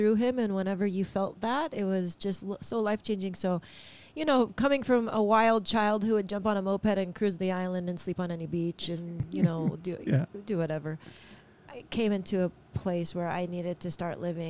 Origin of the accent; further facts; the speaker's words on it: California, United States; moved away as an adult; also born or lived in Oklahoma; now in Hawaii, United States; I was born in California.